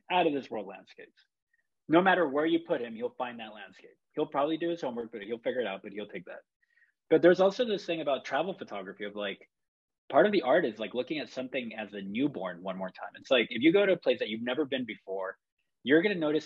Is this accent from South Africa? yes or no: no; Chile; now in San Francisco, United States; I grew up in Chile, that's where I'm from